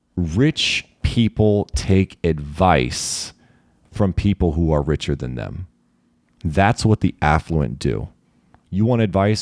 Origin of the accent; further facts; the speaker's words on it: Maryland, United States; being a Marylander